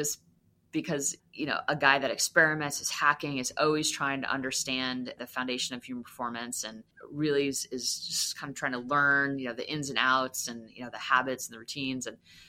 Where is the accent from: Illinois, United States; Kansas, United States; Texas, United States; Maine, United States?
Maine, United States; also born or lived in Massachusetts, United States; Well, I'm from the Northeast, so I grew up, I was in Maine and Massachusetts. I moved around a lot, but I definitely do identify as a New England fan.